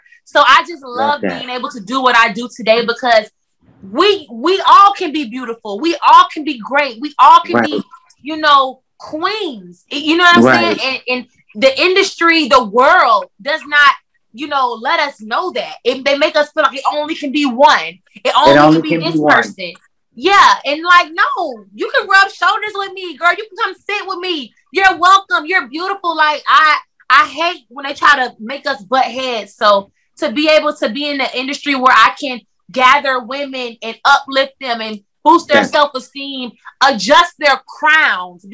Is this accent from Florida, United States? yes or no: yes; Clearwater, Florida, United States; moved away as an adult; now in Atlanta, United States; I'm from Clearwater, Florida, but I have been in Atlanta for the last like 5 or 6 years